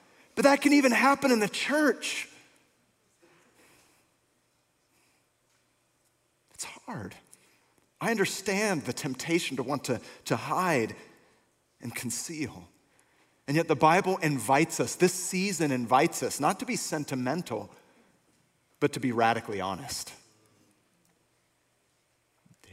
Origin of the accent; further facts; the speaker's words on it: Bay Area, North Bay, California, United States; I was born and raised here in the Bay Area, North Bay